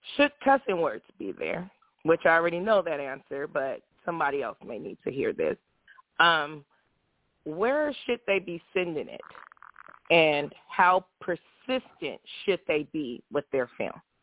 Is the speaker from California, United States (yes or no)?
yes; California, United States; I'm from California